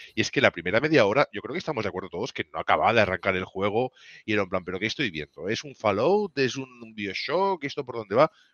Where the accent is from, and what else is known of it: Spain